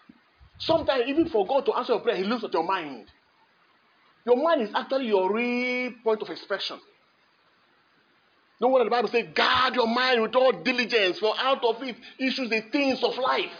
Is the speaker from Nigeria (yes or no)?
yes; Kogi, Nigeria; born there; He was born in Bethlehem like every other person. I was born in Kogi State.